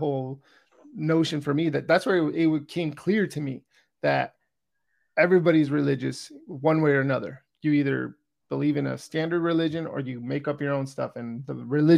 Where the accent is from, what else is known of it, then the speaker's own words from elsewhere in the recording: California, United States; I grew up in California